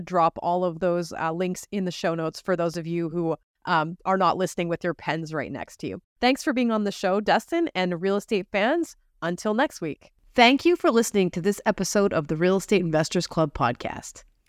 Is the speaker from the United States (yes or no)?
no; Canada; As a Canadian